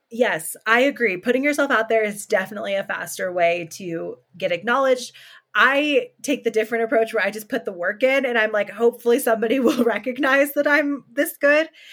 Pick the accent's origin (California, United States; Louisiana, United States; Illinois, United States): California, United States; moved away as an adult; now in Colorado, United States; I lived in California since I was born, and then I moved to Colorado two years ago